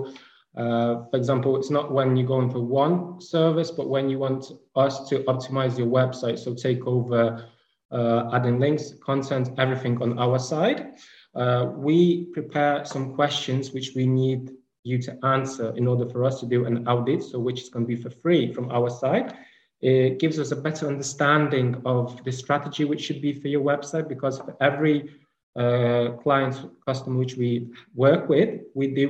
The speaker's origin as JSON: {"language": "English", "country": "Ukraine", "also_born_or_lived": "Kyiv", "said": "I'm from Ukraine. So right now I'm in Ukraine in Kiev"}